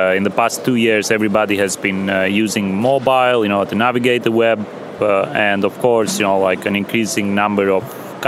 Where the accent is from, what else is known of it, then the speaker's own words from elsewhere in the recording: Albania; also born or lived in Europe / Albany, New York; now in United States; I was born and raised in Albania. Then I have lived in various countries all over Europe.